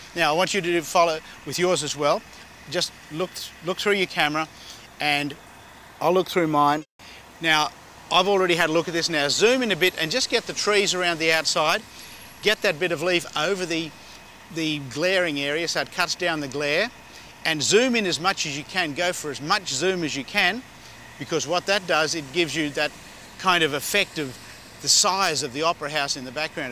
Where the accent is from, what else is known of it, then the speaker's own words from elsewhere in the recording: Sydney, New South Wales, Australia; now in Los Angeles, United States; from Los Angeles, but we're here in my hometown of Sydney